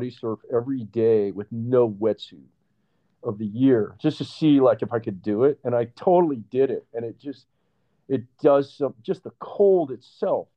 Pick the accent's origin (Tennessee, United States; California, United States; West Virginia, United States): California, United States; Northern; I grew up in Northern California where, you know, the water is freezing